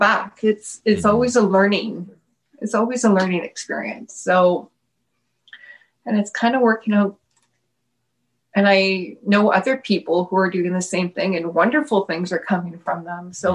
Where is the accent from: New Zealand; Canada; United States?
Canada; Timmins, Ontario; moved away as an adult; now in Thunder Bay, Canada; I'm from Timmins, which is about 8 hours east from here